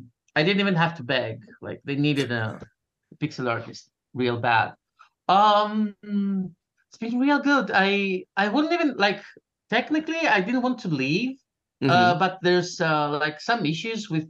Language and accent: English; Greece; I am from Greece and in Greece.